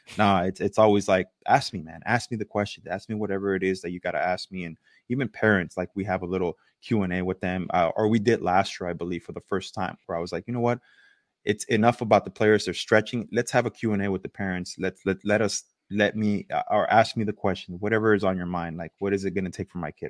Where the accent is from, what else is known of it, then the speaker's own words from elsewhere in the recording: East Los Angeles, California, United States; moved away as an adult; also born or lived in Toronto, Canada; Dodger Stadium was my backyard growing up in East L